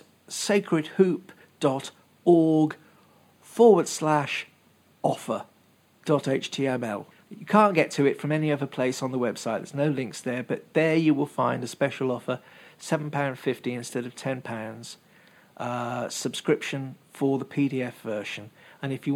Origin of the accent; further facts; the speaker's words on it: England, United Kingdom; moved away; also born or lived in Worcester; When I were a lad, growing up in England, I was about 20, I guess, something like that. There was this shop in the city of Worcester, which is where I used to live